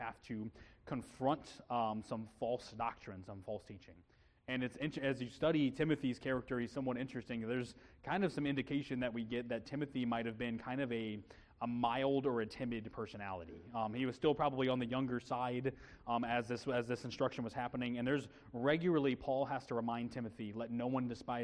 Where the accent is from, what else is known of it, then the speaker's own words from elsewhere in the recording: Illinois, United States; we're both Midwest kids. I'm from Illinois